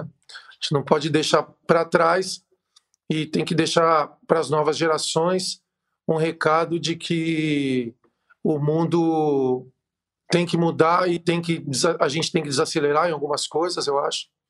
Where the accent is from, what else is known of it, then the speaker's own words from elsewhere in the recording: Brazil; a gente como brasileiro, como povo latino